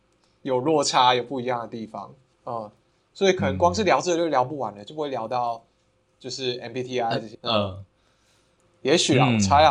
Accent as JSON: {"language": "Chinese", "region": "Kaohsiung", "country": "Taiwan", "moved": "yes", "said": "因为我们高雄人嘛"}